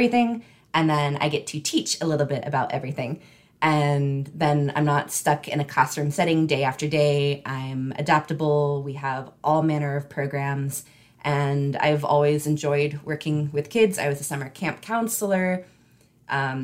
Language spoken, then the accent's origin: English; Northeast Tennessee, United States; now in Charlotte County, United States; I grew up in Northeast Tennessee